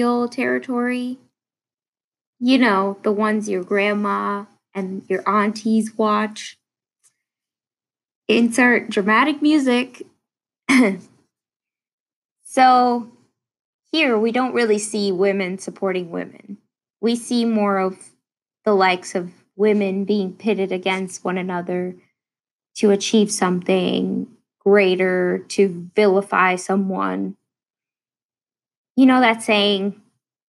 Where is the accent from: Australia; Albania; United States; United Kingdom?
United States; I am just a Bollywood fan from the States